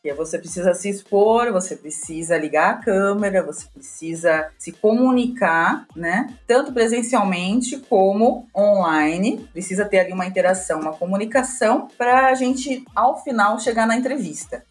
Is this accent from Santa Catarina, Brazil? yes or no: no; São Paulo, Brazil; Eu sou de São Paulo, nascida e criada em São Paulo. Também sempre estudei aqui na capital